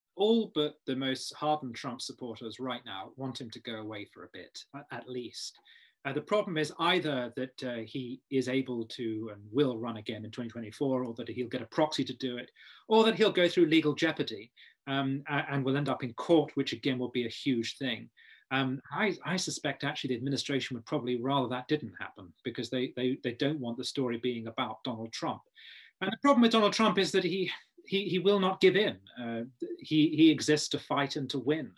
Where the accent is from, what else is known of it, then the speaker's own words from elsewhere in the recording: Kent, South East England, United Kingdom; I'm from Kent